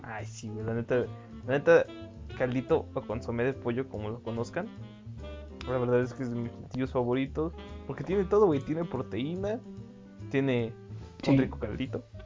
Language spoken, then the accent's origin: Spanish; Mexico City, Mexico; Y yo soy del estado de México, pero también me crié en el DF